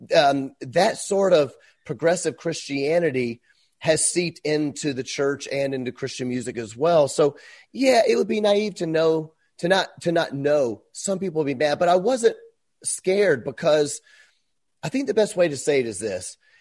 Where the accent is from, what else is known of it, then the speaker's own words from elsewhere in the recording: Memphis, Tennessee, United States; moved away as an adult; I'm from Memphis